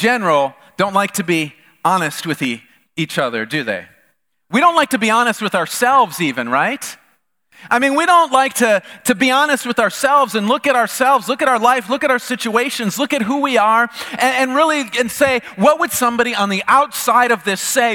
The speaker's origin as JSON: {"language": "English", "region": "the North", "country": "United States", "tie": "born or raised there", "moved": "as an adult", "said": "I grew up in the North"}